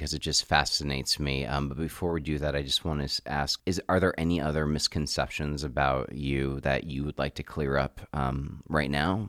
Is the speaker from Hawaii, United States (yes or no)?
yes; Hawaii, United States; Okay, so I'm from Hawaii. A lot of our listeners know that. I grew up in Hawaii.